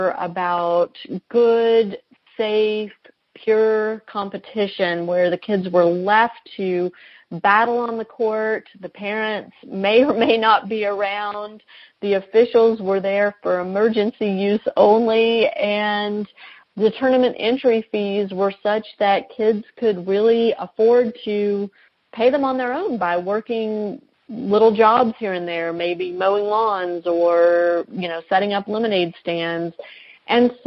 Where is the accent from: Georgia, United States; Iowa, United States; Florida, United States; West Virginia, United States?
Georgia, United States; Atlanta; my hometown of Atlanta, Georgia